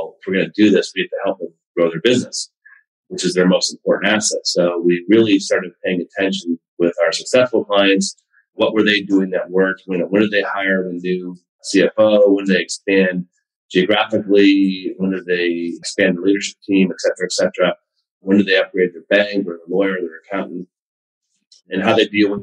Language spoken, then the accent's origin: English; Buffalo, New York, United States; also born or lived in Cleveland, Ohio / Ohio State; I was born in Cleveland. I went to high school in Buffalo, in a small town in Buffalo